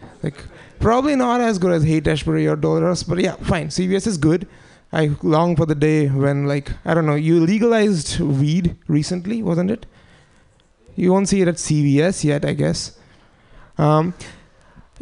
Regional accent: India; now in United States; I'm Indian

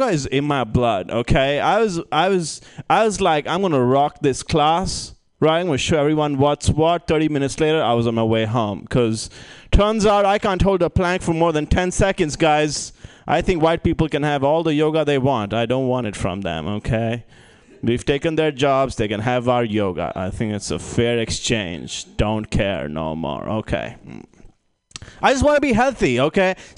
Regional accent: India; moved away; I'm originally from India

